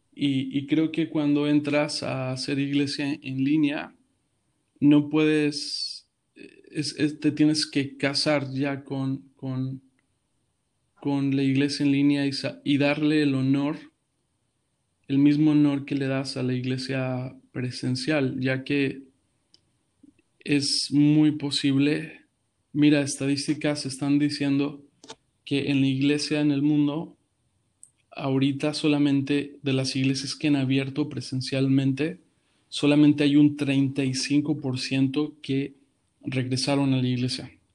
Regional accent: Mexico City, Mexico; moved away as an adult; now in Houston, United States; Actualmente soy de la Ciudad de México eh, actualmente estamos en Houston.

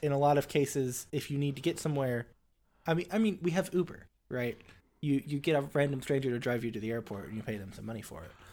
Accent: Springfield, United States; also born or lived in Huntsville, Alabama; in Springfield, my hometown.

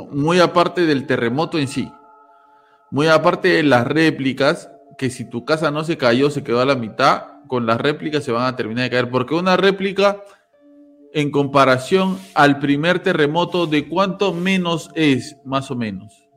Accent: Peru; todos somos peruanos

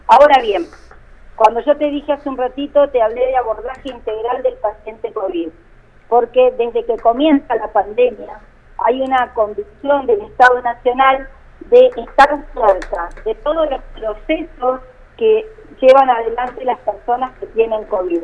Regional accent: Río Turbio, Santa Cruz, Argentina; soy nacida y criada en Río Turbio

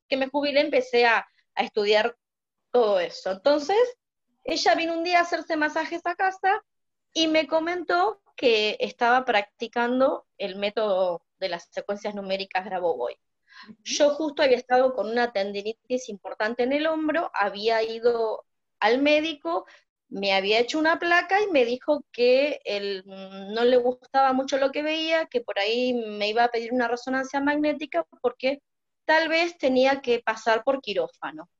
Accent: Buenos Aires, Argentina; moved away as an adult; now in Mar del Plata, Argentina; vivo en Argentina, en Buenos Aires viví hasta mis 52 años.

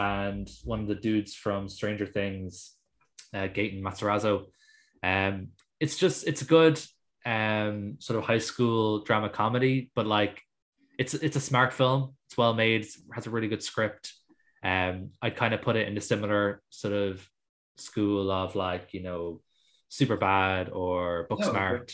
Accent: Ireland; as an Irish person

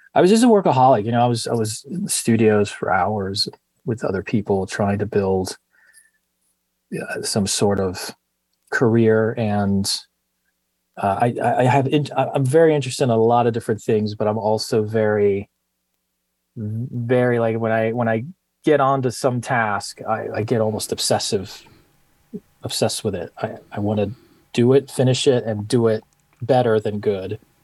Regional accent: Miami, Florida, United States; moved away; also born or lived in Coral Gables, Florida / Greece / Princeton, New Jersey / London; I was born in Coral Gables, Florida. It's a suburb in Miami, and grew up mostly in Miami, uh, but also lived in Greece and uh, Princeton, New Jersey, and studied a little bit in London.

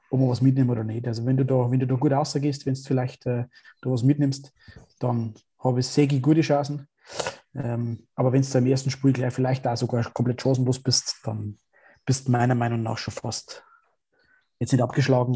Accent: Straubing, Bavaria, Germany; bei uns in Straubing

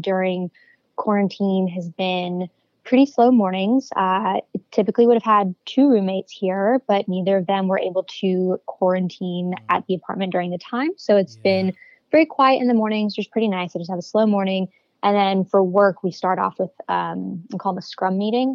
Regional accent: Raleigh, North Carolina, United States; moved away as an adult; now in Chicago, United States; I'm originally from Raleigh, North Carolina. I have been living in Chicago for just about 2 years now

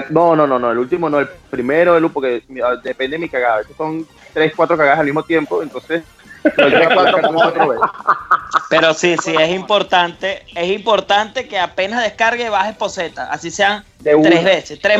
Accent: Venezuela; también ser venezolano e hice para Perú, para Colombia, para Panamá y decirte, soy venezolano, regálame real

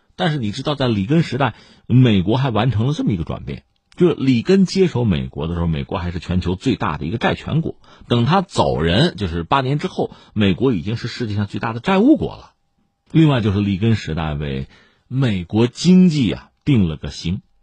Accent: China; 我们中国人讲什么叫物极必反啊

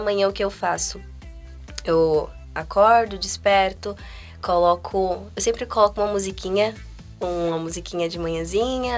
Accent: Guarulhos, São Paulo, Brazil; Eu nasci em Guarulhos, então a minha história de vida, assim, desde o início foi lá, então meus amigos estão lá.

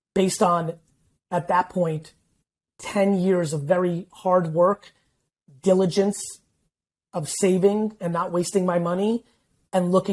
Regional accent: United States; also born or lived in Soviet Union; in 1978, we won a lotto that a couple hundred thousand people won and were able to leave the Soviet Union. And I grew up in America

